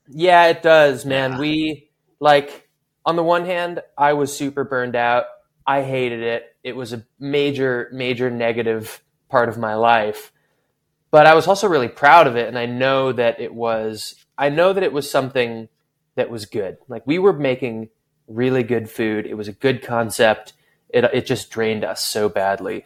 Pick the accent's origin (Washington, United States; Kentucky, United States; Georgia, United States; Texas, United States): Washington, United States; Seattle; moved away as an adult; also born or lived in California; I'm from Seattle, but I spent the last oh. quite a while in in California, um, college and post college